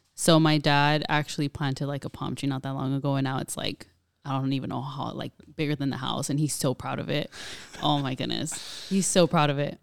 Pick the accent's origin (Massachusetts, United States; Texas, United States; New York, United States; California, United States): California, United States; Pomona; born and raised in Pomona, California